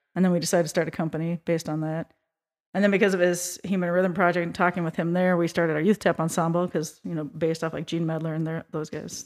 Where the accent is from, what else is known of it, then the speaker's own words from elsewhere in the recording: Minneapolis–Saint Paul, Minnesota, United States; I grew up in the Twin Cities, Minnesota, at a dance studio